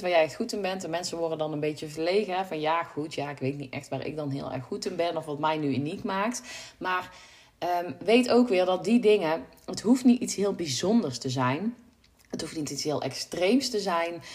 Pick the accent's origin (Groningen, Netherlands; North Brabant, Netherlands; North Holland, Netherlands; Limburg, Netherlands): North Brabant, Netherlands; ik kom uit Brabant